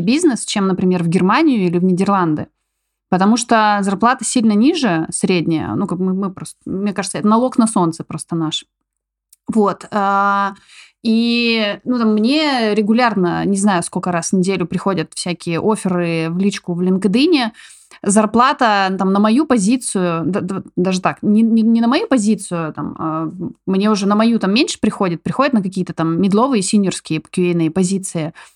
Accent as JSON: {"language": "Russian", "town": "Novy Urengoy", "region": "Yamalo-Nenets Autonomous Okrug", "country": "Russia", "tie": "born or raised there", "also_born_or_lived": "Tobolsk, Russia / Poland", "moved": "as an adult", "lives_now": "Barcelona, Spain", "said": "я родилась вообще в Сибири, в Тобольске, ничего не предвещало вообще моим, моим оказаться в, в Испании, в Барселоне. Вот пошла, ну там, как родители меня таскали, в общем, в детстве мы жили в Новом Уренгое"}